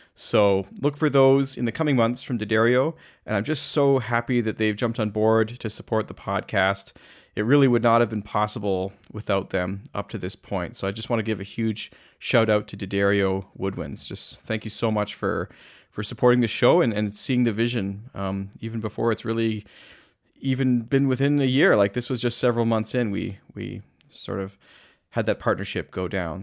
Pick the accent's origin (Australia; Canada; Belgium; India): Canada; Calgary, Alberta; my hometown of Calgary